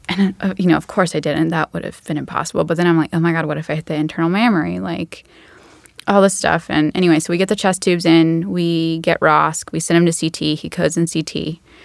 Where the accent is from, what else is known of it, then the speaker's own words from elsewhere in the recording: Macon, Georgia, United States; I grew up in Macon, Georgia